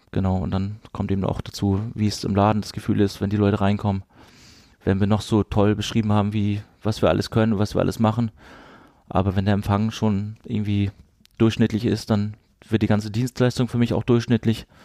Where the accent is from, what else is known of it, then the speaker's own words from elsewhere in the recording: Rostock, Mecklenburg-Vorpommern, Germany; Aber wir sind so geprägt von diesem Stadion, von dieser Atmosphäre Hansa Rostock, in, in meiner Heimat